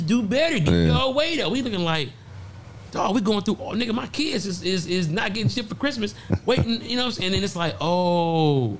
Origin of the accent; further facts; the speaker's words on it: Detroit, Michigan, United States; I'm from Detroit, bro.